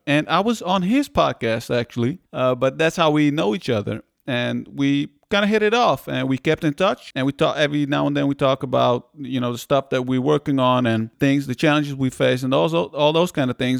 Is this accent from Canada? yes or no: no; Netherlands; also born or lived in Iran; we came to the Netherlands from Iran